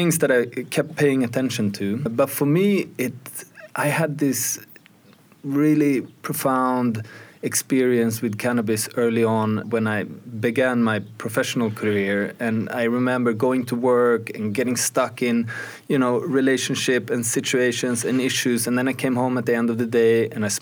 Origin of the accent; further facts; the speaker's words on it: Sweden; I grew up in Sweden